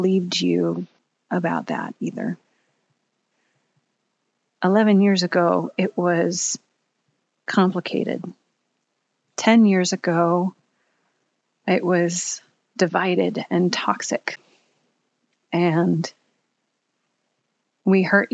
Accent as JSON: {"language": "English", "area": "Bay Area", "region": "California", "country": "United States", "tie": "born or raised there", "also_born_or_lived": "Pittsburgh", "moved": "as an adult"}